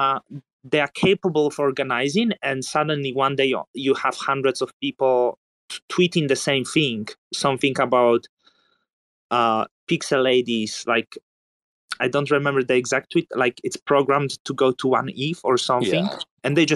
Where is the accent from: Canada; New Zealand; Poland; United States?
Poland; growing up in Poland